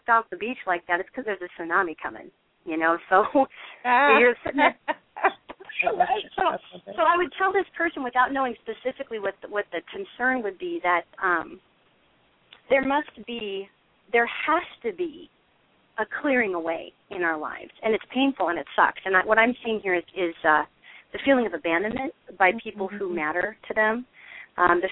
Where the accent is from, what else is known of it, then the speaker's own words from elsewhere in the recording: Montana, United States; I'm a northerner, okay? I'm originally from Montana.